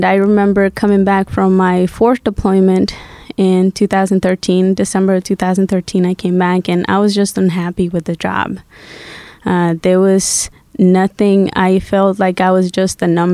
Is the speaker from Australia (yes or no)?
no; Guatemala; English is a second language; also born or lived in Massachusetts; now in United States; I grew up in Guatemala, and in 2000, I came to the U.S. through political asylum.